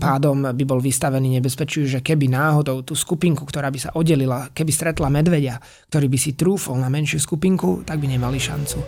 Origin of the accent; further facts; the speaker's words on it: Slovakia; boli sme traja Slováci